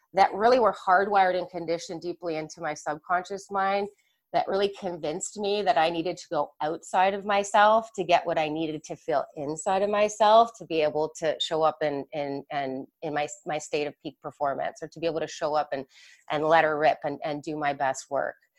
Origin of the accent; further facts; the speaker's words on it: Mississauga, Ontario, Canada; I grew up in Mississauga, which is kind of, as we Canadians over here know, the hockey hotbed